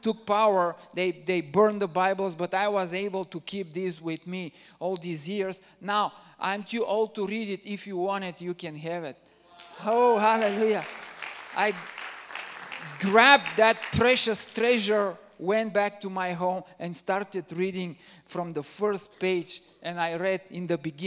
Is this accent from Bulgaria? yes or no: yes; Bulgaria; I'm originally from Bulgaria